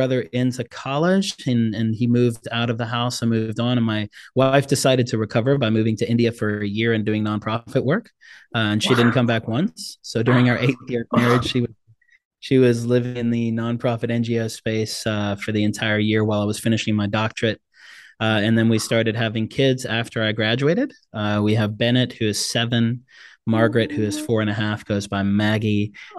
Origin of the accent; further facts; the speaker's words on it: DR Congo; also born or lived in South Africa; now in United States; I'm a South African born Congolese refugee kid who came over to the States on asylum status. And my dad spoke 13 languages. We spoke 3. I've had 26 addresses and I've lived in 5 different countries.